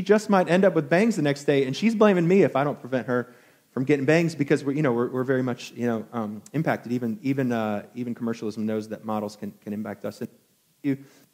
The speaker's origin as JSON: {"language": "English", "town": "Albany", "region": "New York", "country": "United States", "tie": "born or raised there", "said": "a young, just half-Asian kid growing up in Albany, New York"}